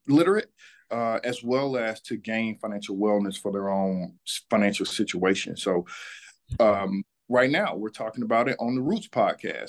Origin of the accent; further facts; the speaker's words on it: Atlanta, Georgia, United States; I am born and raised in Atlanta, Georgia. I'm a son of this city.